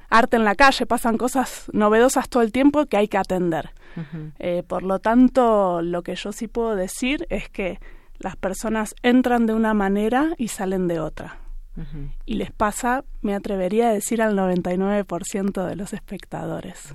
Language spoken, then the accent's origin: Spanish; Argentina; yo también soy argentina